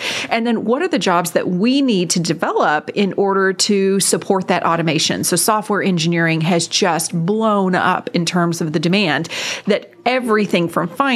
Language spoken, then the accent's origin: English; Arlington, Texas, United States; also born or lived in Denton, Texas; it's really fun to be able to return to my hometown.